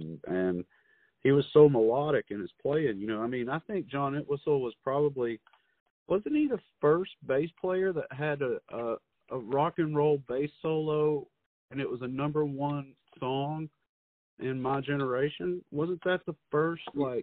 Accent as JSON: {"language": "English", "town": "Muscle Shoals", "region": "Alabama", "country": "United States", "tie": "born or raised there", "said": "we were fortunate to be born where we were born"}